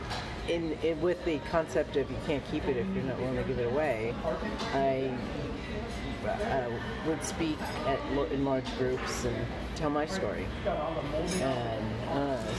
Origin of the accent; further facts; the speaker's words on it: New Jersey, United States; now in Livermore, United States; I'm a transplant from Jersey